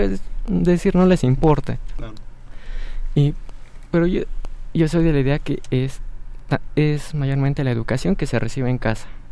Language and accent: Spanish; Mexico; como juventud somos el futuro de México